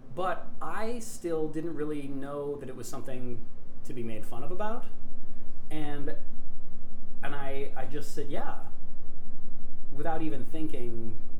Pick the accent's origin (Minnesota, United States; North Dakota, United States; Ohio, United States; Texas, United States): North Dakota, United States; Grand Forks; I'm from Grand Forks, North Dakota um, which is a town almost in the exact geographical center of North America